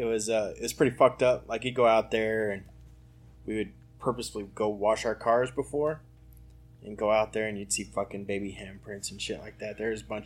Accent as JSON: {"language": "English", "town": "Seagraves", "region": "Texas", "country": "United States", "said": "I'm like, yeah, we're Seagraves. It's you know, in between Lubbock and Midland."}